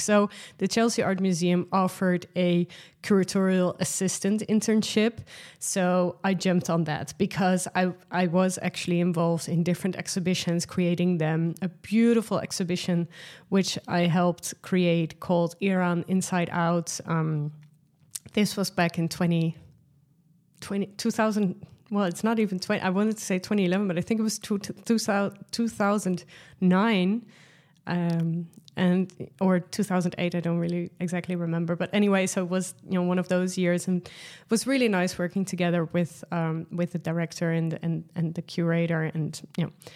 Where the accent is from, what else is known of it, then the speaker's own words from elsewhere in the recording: Netherlands; accent: Dutch; first language Dutch; English is a second language; Dutch, which is my mother tongue language